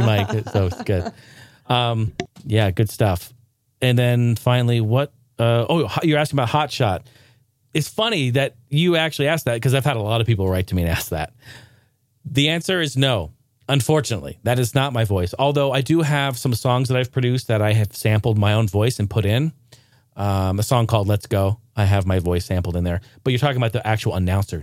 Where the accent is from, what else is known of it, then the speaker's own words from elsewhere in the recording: Northwest, United States; I grew up in the Northwest